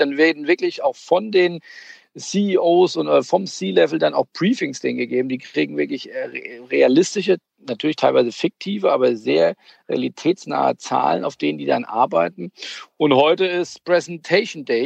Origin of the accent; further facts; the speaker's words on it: Hamburg, Germany; ich komme ja aus Hamburg